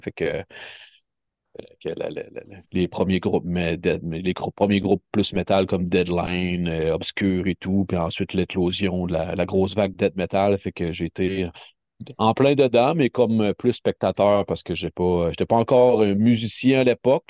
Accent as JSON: {"language": "French", "town": "Rimouski", "region": "Quebec", "country": "Canada", "tie": "born or raised there", "moved": "as an adult", "lives_now": "Montreal, Canada", "said": "je suis né à Rimouski que je suis vraiment natif d'ici de Rimouski"}